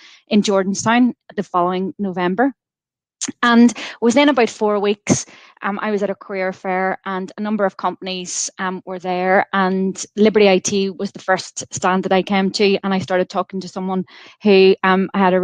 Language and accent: English; County Monaghan, Ulster, Ireland; moved away as an adult; also born or lived in Coleraine / Ohio; now in Belfast, United Kingdom; I was born in County Monaghan and I went to school down in the Republic of Ireland